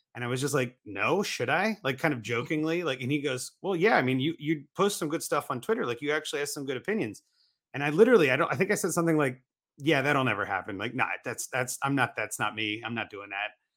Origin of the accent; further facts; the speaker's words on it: Columbus, Ohio, United States; also born or lived in Cincinnati; I was born in Columbus, Cincinnati's only two hours away, so I was, like, close enough that I can go home on the weekend